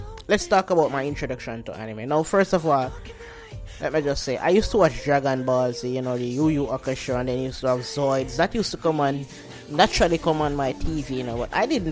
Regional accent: Jamaica; I'm Jamaican

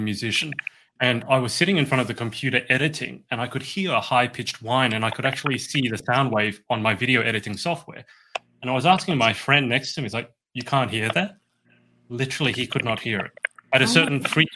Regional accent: Sydney, New South Wales, Australia; I come from Sydney, which is a fairly big city

